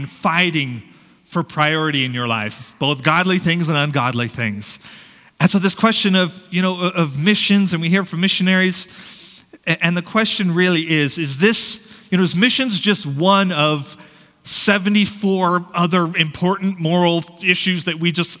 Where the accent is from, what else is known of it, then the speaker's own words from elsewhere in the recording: Shoshone, Idaho, United States; moved away as an adult; I was born and raised in Shoshone, Idaho